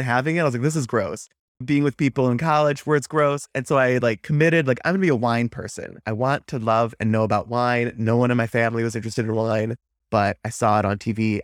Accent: Wisconsin, United States; growing up in Wisconsin, It's a beer-centric culture.

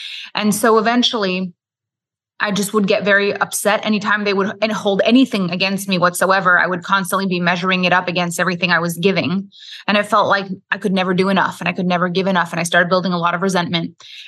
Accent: Quebec, Canada; first language French; English is a second language; I'm French Canadian. So I am from Quebec, Canada. My first language is French. I went to school in French. All my friends were French.

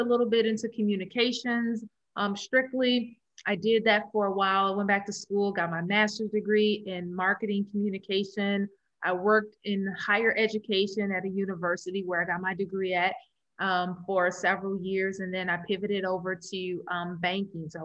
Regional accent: Chicago, Illinois, United States; also born or lived in Maryville, Missouri; I am born and raised in Chicago. I am a city girl

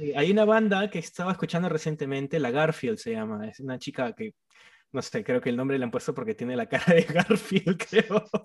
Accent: Trujillo, La Libertad, Peru; yo soy de Trujillo, soy de la costa

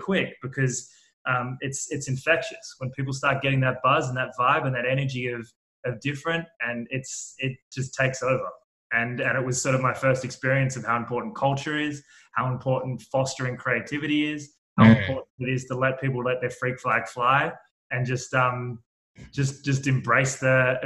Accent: Sydney, New South Wales, Australia; So I grew up in Australia, in Sydney, in a town called Manly, which is a bit of a beach vibe, but about 15, 20 minutes from the city

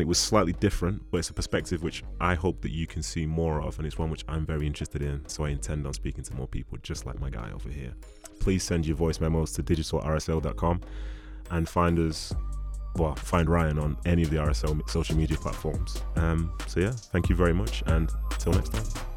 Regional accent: Nigeria; being a Nigerian guy

